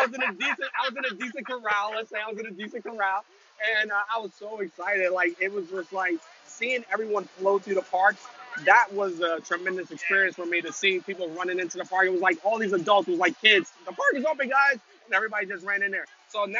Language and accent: English; Long Branch, New Jersey, United States; So I'm from New Jersey.